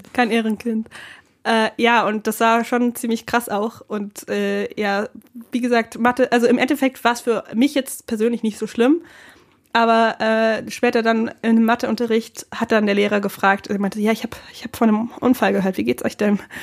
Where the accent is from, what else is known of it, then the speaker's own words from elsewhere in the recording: Bernhardswald, Bavaria, Germany; now in Cologne, Germany; ich komme jetzt nicht direkt aus Regensburg, sondern aus einem Dorf in der Umgebung.